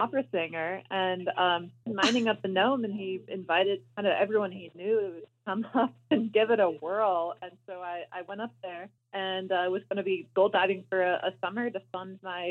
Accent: Alaska, United States; I grew up in Alaska

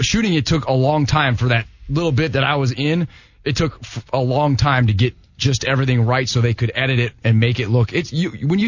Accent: Iowa, United States; moved away; also born or lived in Atlanta; I grew up in Iowa

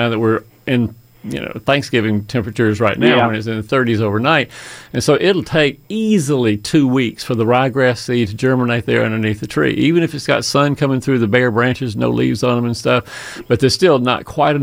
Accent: Fayetteville, Georgia, United States; Fayetteville, my hometown

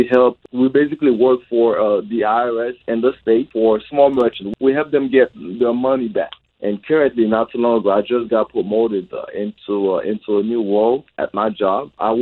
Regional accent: Haiti; No, I grew up in Haiti.

